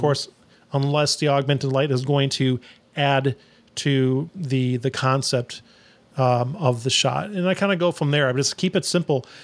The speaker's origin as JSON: {"language": "English", "town": "Phoenix", "region": "Arizona", "country": "United States", "tie": "born or raised there", "also_born_or_lived": "New York", "moved": "yes", "lives_now": "Austin, United States", "said": "I'm originally from New York, but I grew up in Phoenix"}